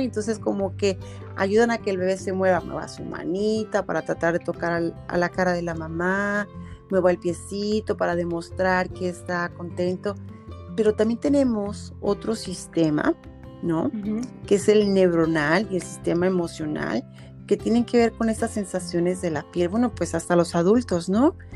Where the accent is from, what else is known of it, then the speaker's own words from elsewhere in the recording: Mexico; somos mexicanas